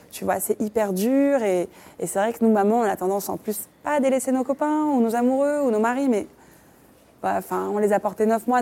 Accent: Morocco; on est marocain

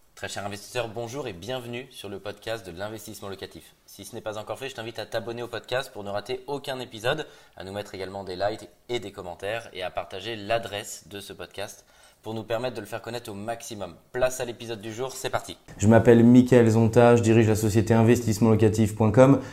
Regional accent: Grenoble, Auvergne-Rhône-Alpes, France; now in Paris, France; je suis originaire de Grenoble, je vis aujourd'hui à Paris

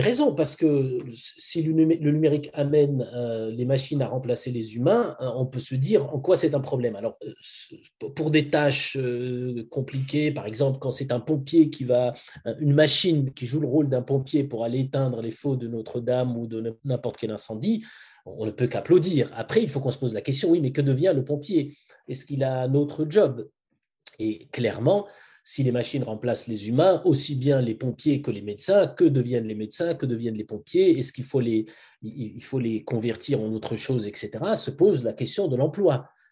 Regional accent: Morocco; moved away; also born or lived in France / United States / Switzerland; Mon enfance était au Maroc

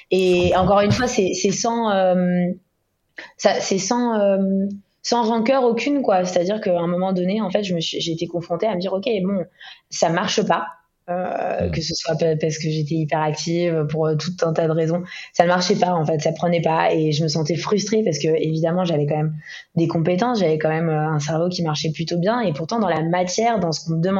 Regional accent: Ibiza, Balearic Islands, Spain; moved away as an adult; also born or lived in Istanbul / Tel Aviv; J'ai une enfance assez internationale. J'ai été élevée à Ibiza, euh, avec tout ce, que, tout ce que ça comporte comme connotation

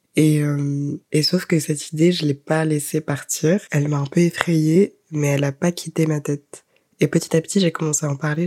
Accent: Guadeloupe; je suis guadeloupéenne

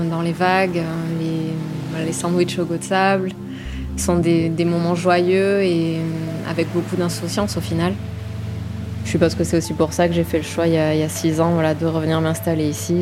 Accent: Gers and Bordeaux, Nouvelle-Aquitaine, France; also born or lived in Saint-Jean-de-Luz; Je suis née à Saint-Jean-de-Luz euh, et toute ma famille est du Pays Basque, mais après j'ai grandi euh, dans le sud-ouest et entre le Gers et Bordeaux

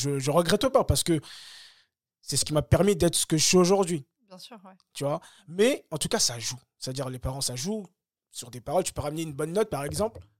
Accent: Bagneux, Île-de-France, France; also born or lived in Le Kremlin-Bicêtre; now in Choisy-le-Roi, France; moi, j'ai grandi à Bagneux. Je viens du 92.

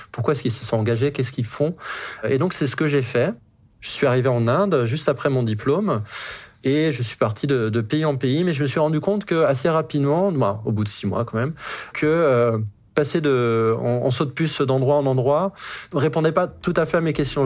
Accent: Brittany, France; now in Montrouge, France; J'ai grandi en Bretagne

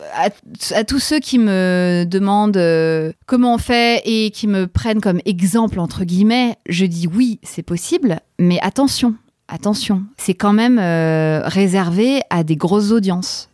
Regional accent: Paris, Île-de-France, France; je suis parisienne, j'ai 41 ans

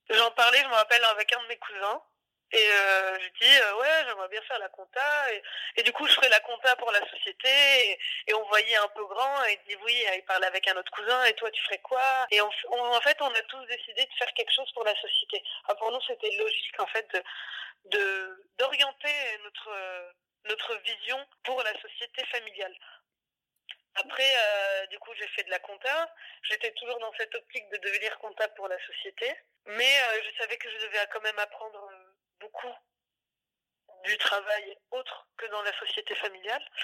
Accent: France; Comme on a grandi en France, on a ouvert une boutique à Paris.

